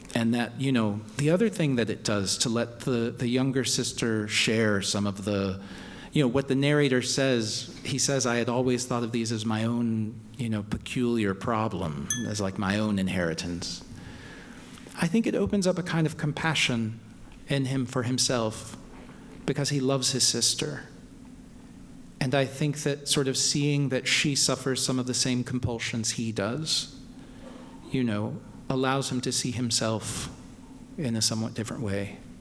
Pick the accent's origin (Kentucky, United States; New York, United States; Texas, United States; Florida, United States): Kentucky, United States; Louisville; moved away; I was just in Louisville, my hometown